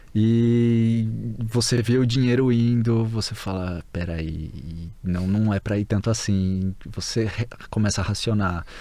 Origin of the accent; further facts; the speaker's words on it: Brazil; moved away as an adult; also born or lived in Tallahassee, Florida / South Florida; now in Liverpool, United Kingdom; Enquanto a gente estava no Brasil